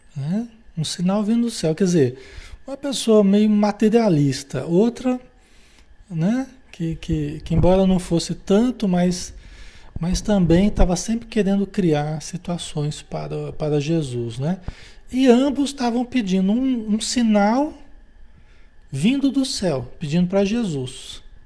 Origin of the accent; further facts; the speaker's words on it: Marília, São Paulo, Brazil; lá em Marília, São Paulo, onde eu nasci, né? Cidade onde eu nasci